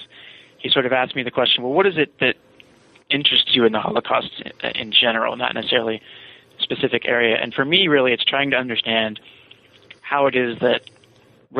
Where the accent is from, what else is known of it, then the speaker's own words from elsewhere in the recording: Virginia, United States; I'm from Virginia